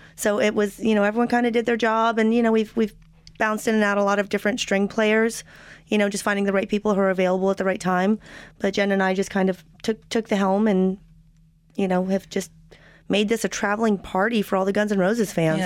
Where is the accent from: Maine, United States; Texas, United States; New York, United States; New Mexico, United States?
New Mexico, United States; now in Los Angeles, United States; I'm from New Mexico, but I've been in LA for a long time.